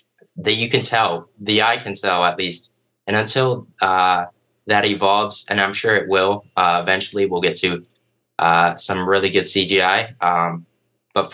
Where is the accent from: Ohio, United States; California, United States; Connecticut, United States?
Ohio, United States; Sandusky; Sandusky, Ohio, which is my hometown